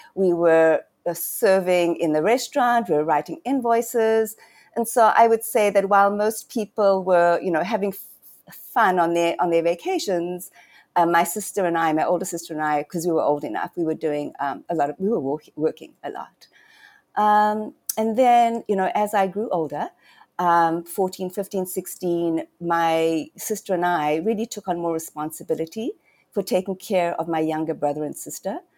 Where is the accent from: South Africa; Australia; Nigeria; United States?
South Africa; Johannesburg, Gauteng; I was born and raised in Johannesburg